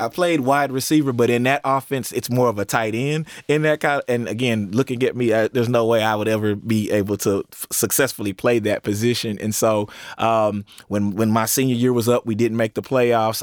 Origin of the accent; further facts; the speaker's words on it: East Texas, United States; growing up in East Texas